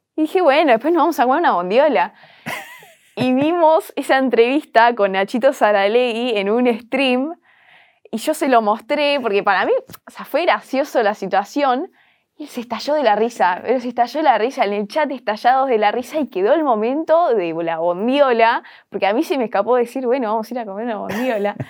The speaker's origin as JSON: {"language": "Spanish", "country": "Argentina", "said": "el ser argentina, el ser sudaca"}